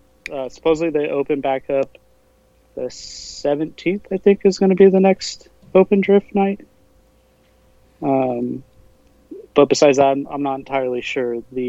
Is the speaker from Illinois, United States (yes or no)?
no; Sacramento, California, United States; I'm from Sacramento, California.